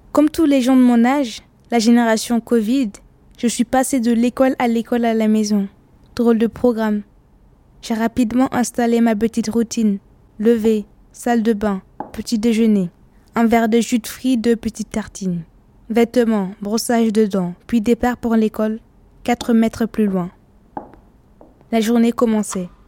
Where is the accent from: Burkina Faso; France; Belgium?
Burkina Faso; Ouagadougou, Centre; Je viens de Ouagadougou, c'est ma ville. Là-bas, les copains, j'en ai plein.